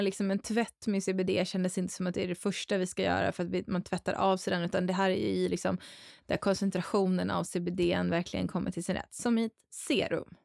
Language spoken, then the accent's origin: Swedish; Dalarna County, Sweden; moved away; Mina hemtrakter